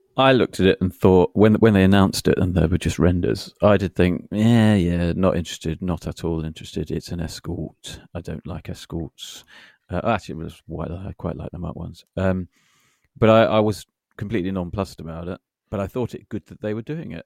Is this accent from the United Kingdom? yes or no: yes; United Kingdom; we're British